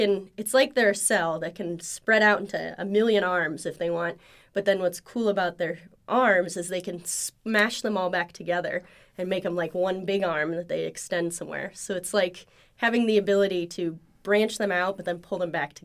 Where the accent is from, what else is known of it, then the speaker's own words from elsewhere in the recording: Ohio, United States; moved away as an adult; also born or lived in Indiana / Pennsylvania; now in Oklahoma, United States; I'm from Ohio originally, and I've kind of bopped around the Midwest a bit